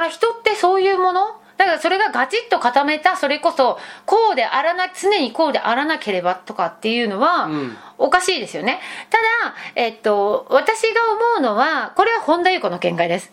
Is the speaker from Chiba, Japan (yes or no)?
no; Fukuoka, Japan; moved away; 私福岡出身